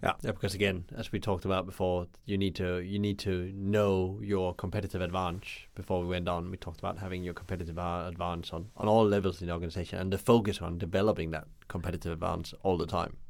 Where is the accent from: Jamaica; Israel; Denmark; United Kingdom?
Denmark; where I come from Denmark